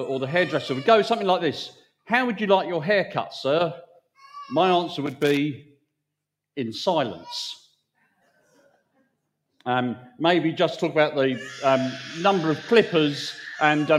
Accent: United Kingdom; we're British

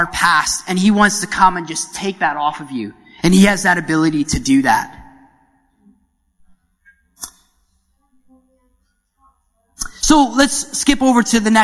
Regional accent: Canada; moved away; being the Canadian that I am

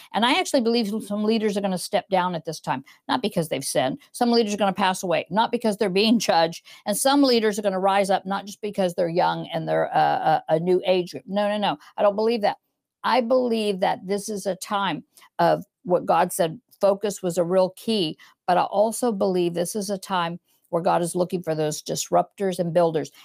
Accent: United States; now in England, United Kingdom; I'm American, even though I live in England

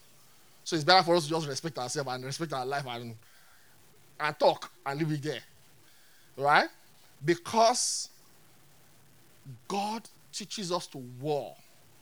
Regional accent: Nigeria; I'm a Nigerian.

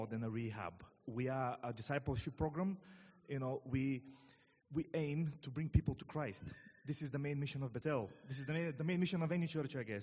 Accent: Bulgaria; moved away as an adult; now in England; for those of you who wonder what my accent is, I'm from Bulgaria. I came nearly 9 years ago now to England.

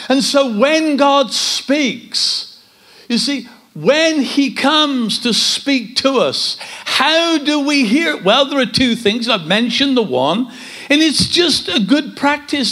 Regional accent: Kidderminster, West Midlands, United Kingdom; we come from Kidderminster.

